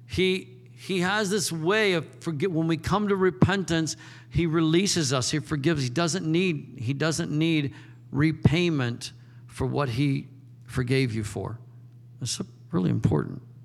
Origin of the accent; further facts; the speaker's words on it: United States; I'm an American